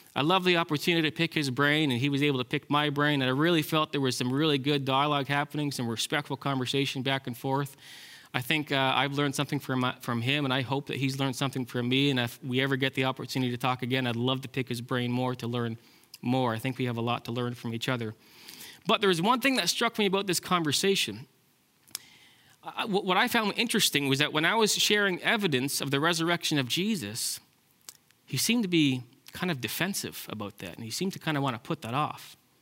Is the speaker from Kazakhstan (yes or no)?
no; Ontario, Canada; now in British Columbia, Canada; I'm from Ontario